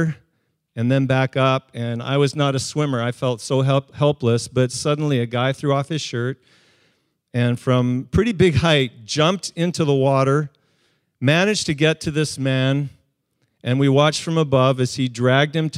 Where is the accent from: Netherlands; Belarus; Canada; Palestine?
Canada; Calgary, Alberta; now in West Coast, Canada; For part of my youth, I grew up in Calgary